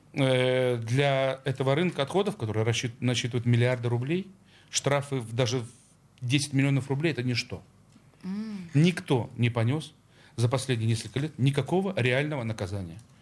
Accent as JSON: {"language": "Russian", "region": "Saint Petersburg", "country": "Russia", "said": "Я, как петербуржец"}